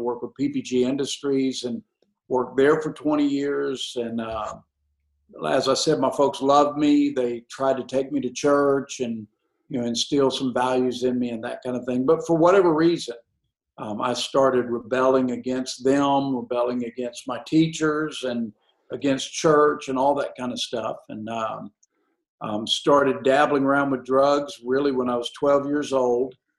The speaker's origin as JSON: {"language": "English", "town": "Huntsville", "region": "Alabama", "country": "United States", "tie": "born or raised there", "said": "I grew up in Huntsville, Alabama"}